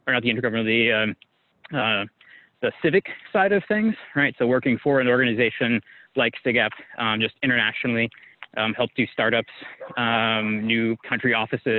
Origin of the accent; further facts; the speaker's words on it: San Diego, California, United States; my growing up in San Diego, very beautiful area, part of the world